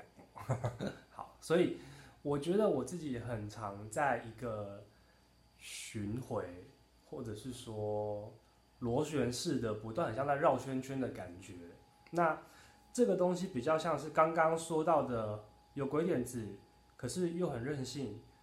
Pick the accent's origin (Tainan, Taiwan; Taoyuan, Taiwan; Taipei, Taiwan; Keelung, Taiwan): Taoyuan, Taiwan; Zhongli; moved away as an adult; now in Taitung, Taiwan; 从小在桃园长大， 嗯。然后一直读，读，读高中到大学才离开桃园这个地方